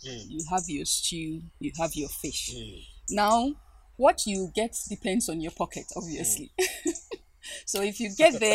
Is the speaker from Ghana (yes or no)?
yes; Ghana; growing up in Ghana, being a Ga, I think the first thing is the language